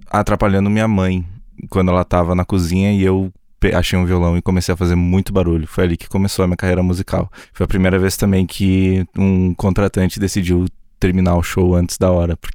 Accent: Erechim, Rio Grande do Sul, Brazil; now in São Paulo, Brazil; Eu sou do interior, do interior, do interior, do interior, do interior do Rio Grande do Sul, numa cidade chamada Erechim, mas eu moro em São Paulo hoje.

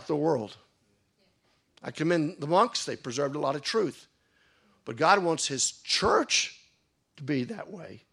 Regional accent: United States; moved away; where I grew up in the United States, they'd always be dancing at the end of every wedding

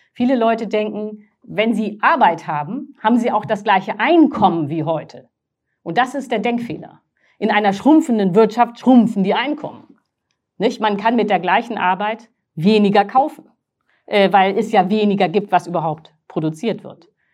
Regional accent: Northern Germany, Germany; ich bin aus Norddeutschland

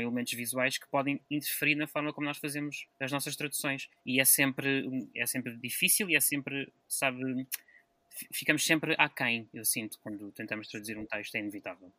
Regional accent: Lisbon, Portugal; moved away; eu sou de Lisboa

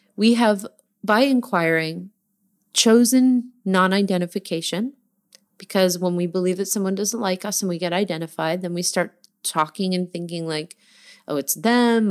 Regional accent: New Jersey, United States; I'm from New Jersey

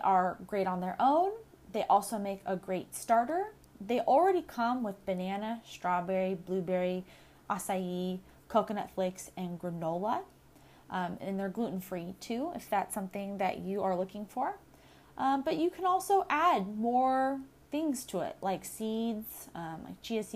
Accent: Southern California, United States; Growing up in Southern California, the desert heat and the eucalyptus trees

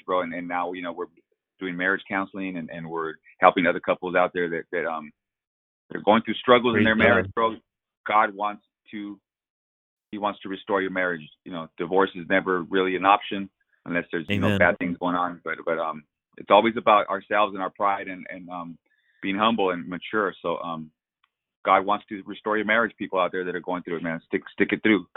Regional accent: La Puente, California, United States; also born or lived in Fontana, California; now in Rialto, United States; I did grow up in LA County. I grew up in La Puente. I was there for 30 years, and then we moved out here to the Inland Empire.

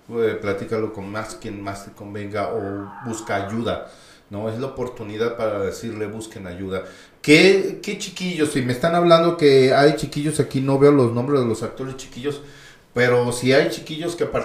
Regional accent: Mexico; que tenemos que, como buenos mexicanos, entender

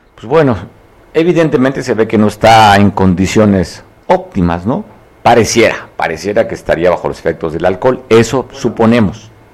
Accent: Mexico; todos somos mexicanos, vivimos en el mismo país, más de 130 millones que nacimos en este país

